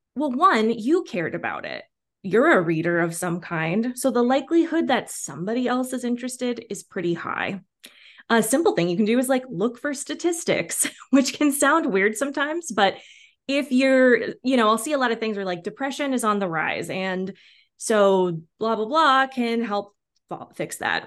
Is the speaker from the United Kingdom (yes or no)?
no; Washington, United States; also born or lived in New York; now in Los Angeles, United States; I grew up in Washington State and live in L A now